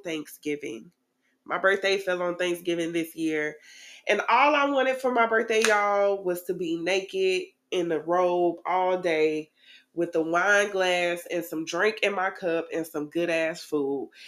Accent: Tallahassee, Florida, United States; I am originally from Tallahassee

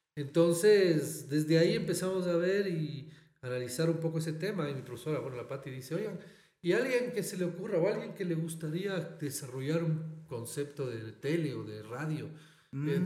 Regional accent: Ecuador; also born or lived in Barcelona, Spain; ser ecuatorianos

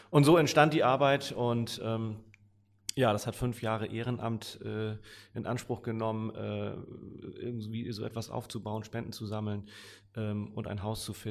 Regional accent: Hamburg, Germany; bin immer mal wieder gerne hier in der City auch äh, als Hamburger.

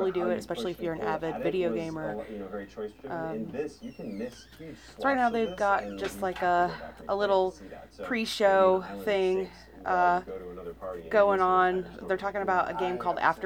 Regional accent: West Virginia, United States; our home state.

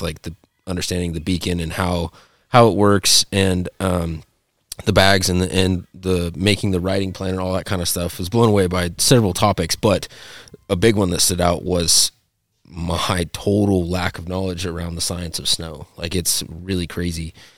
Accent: Montana, United States; my whole life growing up in Montana

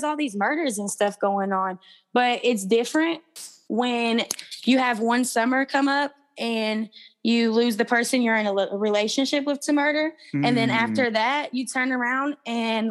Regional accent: Louisville, Kentucky, United States; where I'm from Louisville, Kentucky.

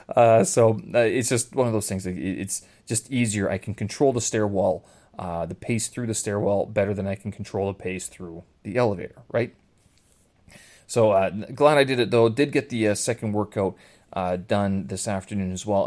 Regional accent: Canada; Growing up in Canada, I mean, French and Ukrainian, uh, were part of my childhood

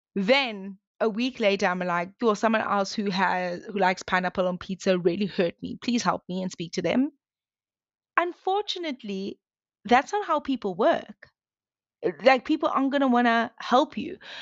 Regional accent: South Africa; I grew up in South Africa

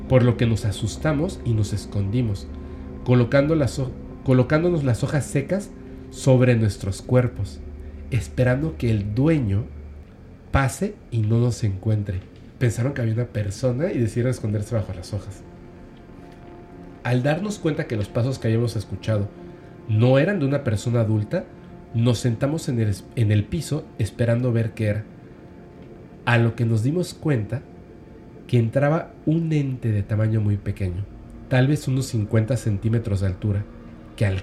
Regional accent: Ecuador; Soy una persona de Ecuador, saludos a este Ecuador.

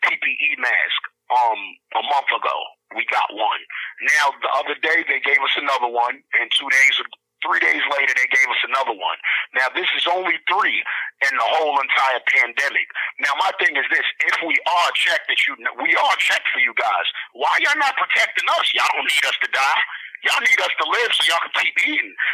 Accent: Honduras; I'm from Honduras. I'm a black Honduran American.

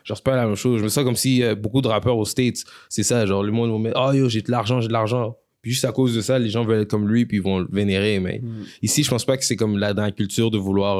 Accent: Quebec, Canada; first language French; je suis, Québécois, mais je suis né ici

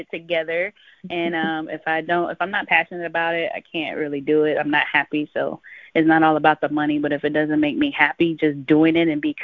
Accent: Sebring, Florida, United States; born or raised there; also born or lived in Cincinnati, Ohio / Avon Park, Florida

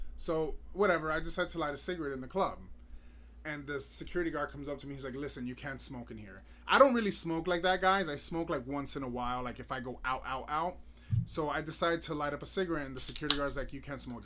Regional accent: Miami, Florida, United States; moved away; I was born and raised in Miami

